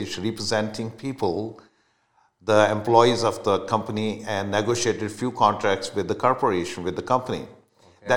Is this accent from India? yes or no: yes; India; moved away as an adult; now in Canada; I'm a proud Canadian, but I was born in India, so my roots are still there